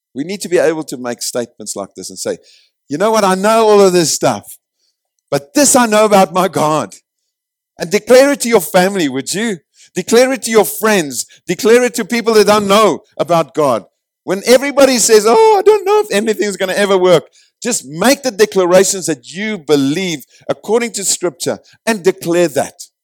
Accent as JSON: {"language": "English", "country": "South Africa"}